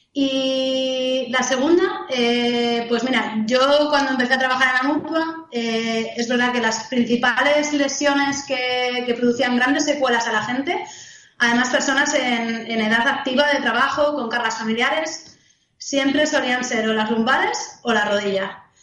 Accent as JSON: {"language": "Spanish", "country": "Spain", "said": "soy fisio de España"}